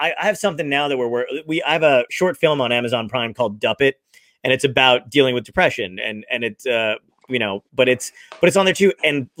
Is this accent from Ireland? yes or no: no; Toms River, New Jersey, United States; also born or lived in Brooklyn, New York; I grew up. 20 minutes away from Point Pleasant. I lived in Toms River. I lived 10 minutes from Seaside Heights.